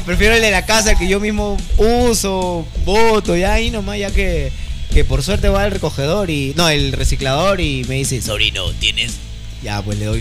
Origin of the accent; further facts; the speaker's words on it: Peru; nosotros como peruanos